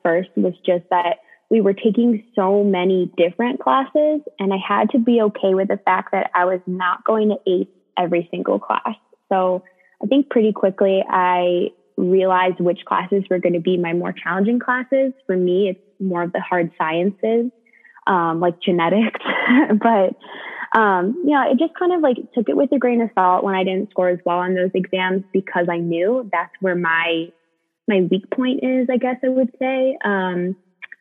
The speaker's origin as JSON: {"language": "English", "region": "New Jersey", "country": "United States", "moved": "as an adult", "lives_now": "Michigan, United States", "said": "I'm originally from New Jersey, but consider myself a Michigander now"}